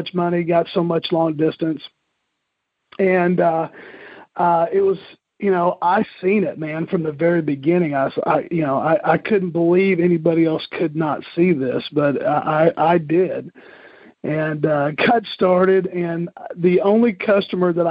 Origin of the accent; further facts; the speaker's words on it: Moore, Oklahoma, United States; I grew up in Moore, Oklahoma, the town that's famous for tornadoes and also Toby Keith, and grew up there.